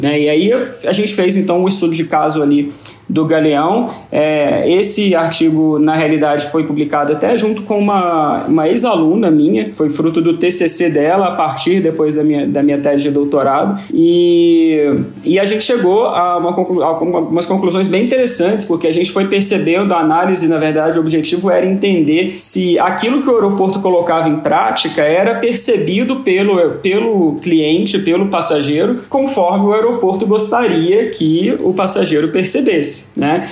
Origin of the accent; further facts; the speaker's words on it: Minas Gerais, Brazil; eu sou mineiro